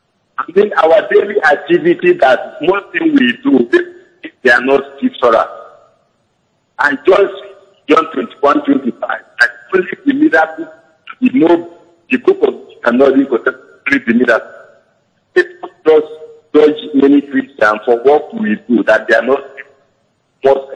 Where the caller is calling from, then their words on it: Italy; I'm calling from Italy.